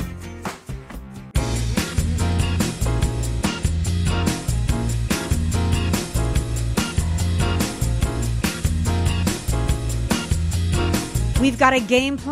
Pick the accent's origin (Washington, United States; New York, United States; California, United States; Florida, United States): California, United States; California, my home state